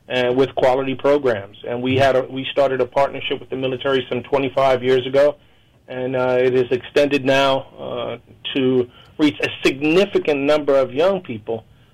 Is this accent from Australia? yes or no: no; New York, United States; in my lifetime growing up in New York, after school was the most dangerous time for young people